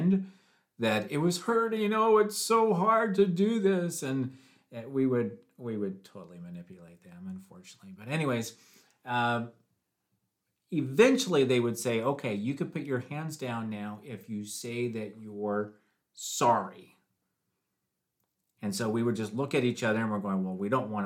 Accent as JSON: {"language": "English", "region": "Washington", "country": "United States", "tie": "born or raised there", "also_born_or_lived": "Tennessee", "moved": "as an adult", "said": "When I turned 19, I moved from Washington State to Tennessee"}